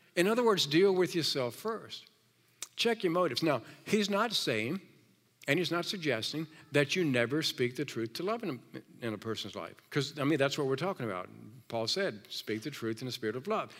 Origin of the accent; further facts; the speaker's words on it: Virginia, United States; moved away; I'm from Virginia